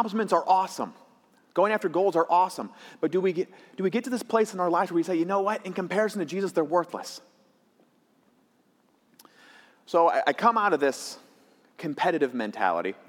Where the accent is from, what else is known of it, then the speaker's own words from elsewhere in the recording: Michigan, United States; my community college in my hometown up in Michigan